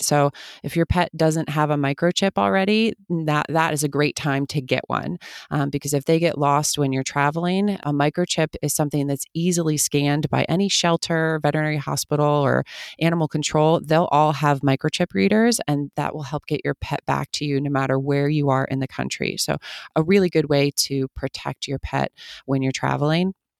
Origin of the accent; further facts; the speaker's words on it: outside of Philadelphia, Pennsylvania, United States; moved away as an adult; also born or lived in Germany; now in Los Angeles, United States; where I grew up in Pennsylvania